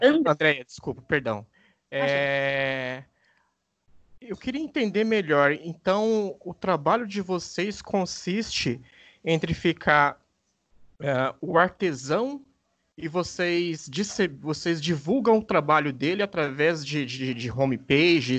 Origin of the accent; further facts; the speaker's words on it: Osasco, São Paulo, Brazil; eu sou de Osasco, região metropolitana de São Paulo